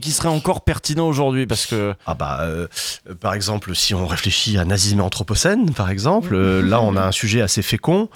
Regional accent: Martigues, Provence-Alpes-Côte d'Azur, France; moi j'ai grandi dans les Bouches-du-Rhône, dans le premier bassin pétrochimique d'Europe, mmh. euh, à Martigues

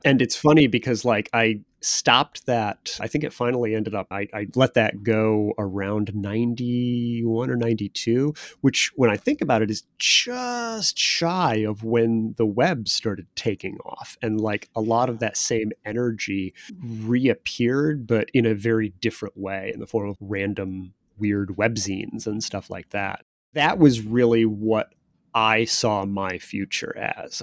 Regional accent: Chicago, Illinois, United States; I'm a solidly Midwestern guy. I grew up in the Chicago area, the Chicago suburbs

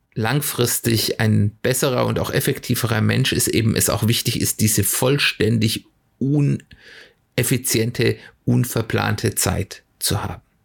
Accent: Germany; bei uns in Deutschland

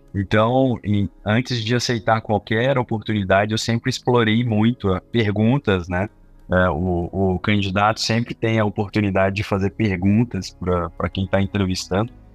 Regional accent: Belo Horizonte, Minas Gerais, Brazil; sou de Belo Horizonte

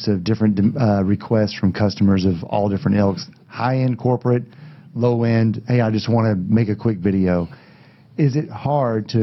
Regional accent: Gainesville, Texas, United States; I grew up in Gainesville

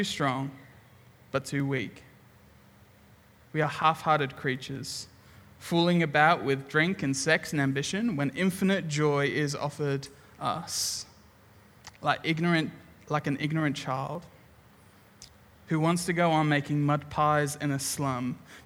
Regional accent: England, United Kingdom; now in Brisbane, Australia; I'm English.

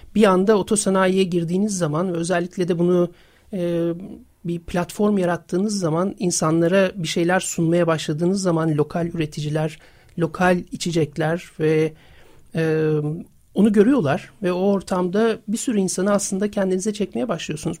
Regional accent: İzmir, Turkey; moved away as an adult; now in Istanbul, Turkey; ben İzmirliyim. 1999'da İstanbul'a geldim yaşamak için

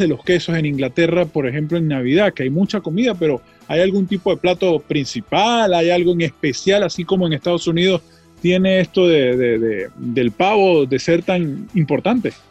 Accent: Venezuela; moved away as an adult; now in United States; uno como venezolano

